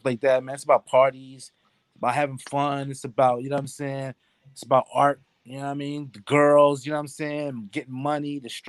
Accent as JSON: {"language": "English", "town": "Philadelphia", "region": "Pennsylvania", "country": "United States", "tie": "born or raised there", "moved": "yes", "lives_now": "Fresno, United States", "said": "growing up in Philadelphia in the late 70s, early 80s"}